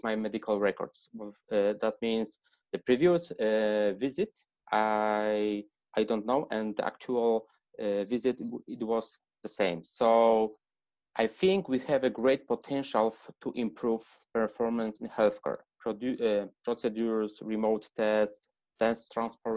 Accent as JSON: {"language": "English", "country": "Poland", "also_born_or_lived": "Poznań", "said": "I come from Poland and I'm staying at Poznań right now."}